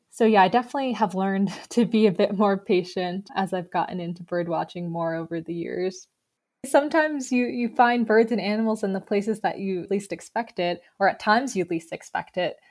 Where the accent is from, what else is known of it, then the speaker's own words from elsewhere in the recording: New York, United States; moved away as an adult; also born or lived in Boston / southwest Virginia; now in Virginia, United States; I'm actually originally from New York